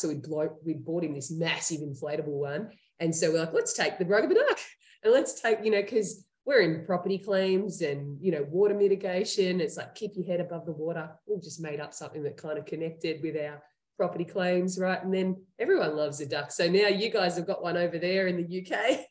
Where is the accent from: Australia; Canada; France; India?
Australia; accent: Australian; moved away as an adult; now in Henderson, United States; that's where I'm from, um, as you can hear in my accent.